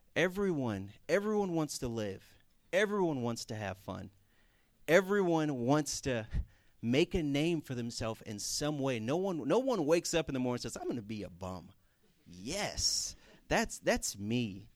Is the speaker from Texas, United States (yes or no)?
yes; Houston, Texas, United States; moved away; I'm from Houston, Texas